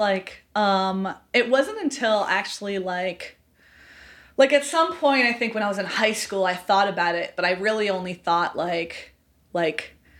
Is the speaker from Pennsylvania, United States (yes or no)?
no; upstate New York, United States; So I'm from upstate New York originally.